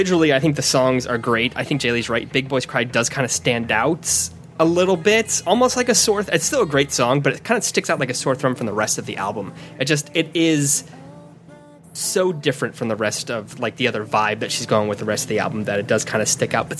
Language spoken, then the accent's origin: English; United States; being American Japanese music fans